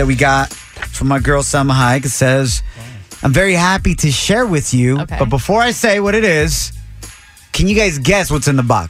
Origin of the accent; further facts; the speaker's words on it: Ocotlán, Jalisco, Mexico; So straight out of Jalisco, which is my home state in Mexico. I'm from Ocotlán, Jalisco.